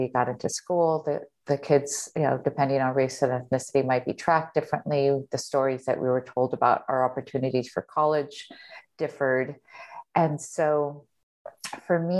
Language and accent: English; Los Angeles, California, United States; also born or lived in Michigan; I grew up in Echo Park, a neighborhood near downtown Los Angeles